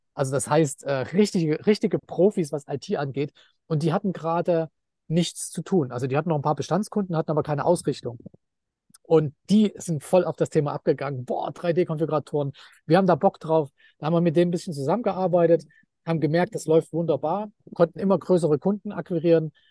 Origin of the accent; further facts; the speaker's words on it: Leipzig, Saxony, Germany; moved away as an adult; now in Thailand; ich bin in Leipzig geboren und äh, so, also in den 90er Jahren in Leipzig, das war einfach ein riesiger Bauboom